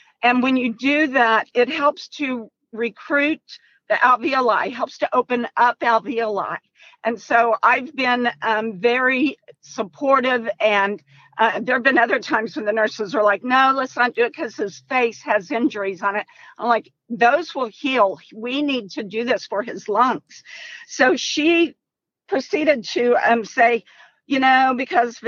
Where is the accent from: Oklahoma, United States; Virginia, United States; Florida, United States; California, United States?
Oklahoma, United States; We're actually from Oklahoma, but we are in Missouri in the hospital